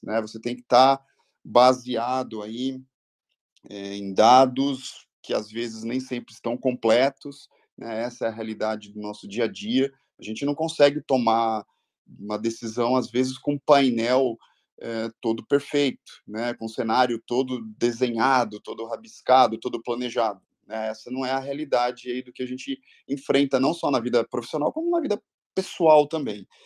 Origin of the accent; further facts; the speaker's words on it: ABC region, São Paulo, Brazil; Eu sou oriundo aqui da região do, do ABC